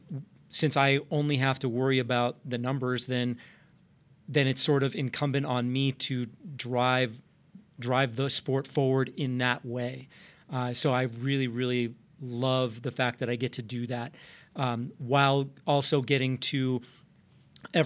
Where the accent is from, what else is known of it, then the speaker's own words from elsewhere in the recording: Arizona, United States; moved away; I grew up in Arizona, went to the University of Arizona